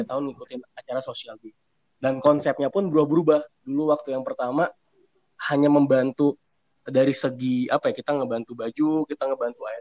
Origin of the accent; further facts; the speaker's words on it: Lampung, Indonesia; Makanya saya memutuskan untuk tinggal dulu di uh, di Lampung tempat asal saya dulu.